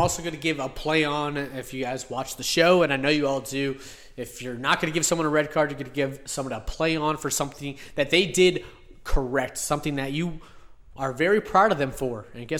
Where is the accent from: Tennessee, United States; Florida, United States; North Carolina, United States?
Florida, United States; Miami; This is what happens when you come into, when you call yourself the king of Miami, and I am born and raised in Miami.